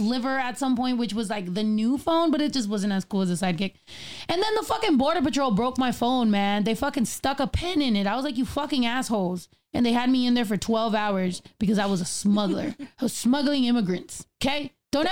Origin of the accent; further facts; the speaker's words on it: Northern California, United States; also born or lived in San Diego / Texas; now in Los Angeles, United States; originally I'm from Northern California, and then I lived in San Diego for a while, and then I lived in Texas.